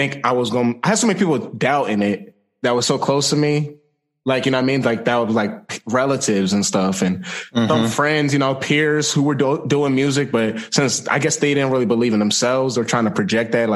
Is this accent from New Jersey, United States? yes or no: yes; Marlton, New Jersey, United States; also born or lived in Edison, New Jersey / Willingboro, New Jersey; I was born in Edison and then I lived in Willenboro, but majority of my time was in Marlton.